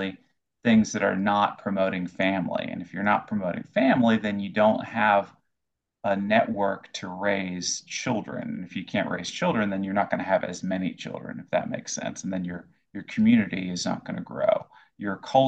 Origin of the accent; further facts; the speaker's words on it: Florida, United States; moved away as an adult; now in Moscow, Russia; where I grew up in Florida